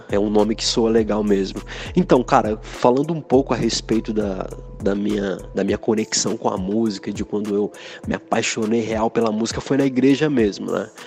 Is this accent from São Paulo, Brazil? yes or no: yes; Americana, São Paulo, Brazil; Eu sou da cidade de Americana, no interior de São Paulo, uma cidade muito legal, super desenvolvida em termos econômicos, tão pertinho aqui de São Paulo.